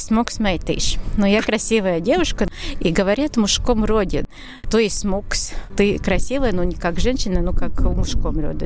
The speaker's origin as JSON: {"language": "Russian", "area": "Suiti", "region": "Kurzeme", "country": "Latvia"}